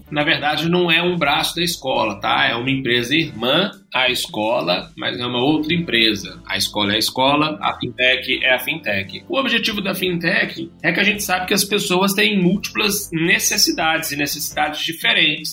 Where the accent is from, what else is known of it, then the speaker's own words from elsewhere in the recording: Belo Horizonte, Minas Gerais, Brazil; eu sou mineiro, tenho 31 anos, natural de Belo Horizonte